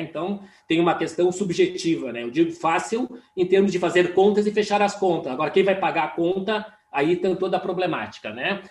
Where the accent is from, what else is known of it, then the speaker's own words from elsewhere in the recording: Caxias do Sul, Rio Grande do Sul, Brazil; Caxias, que é uma região onde eu nasci